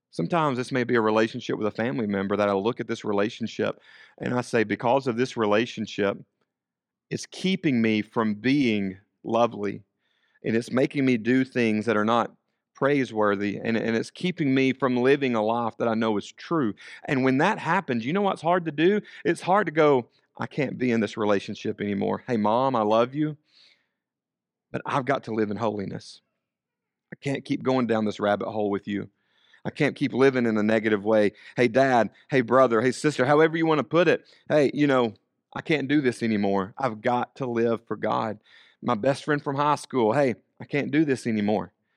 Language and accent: English; United States; our citizenship as Americans